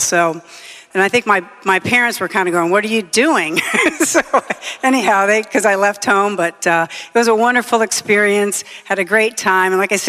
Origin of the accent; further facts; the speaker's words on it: Florida, United States; moved away as an adult; growing up in Florida.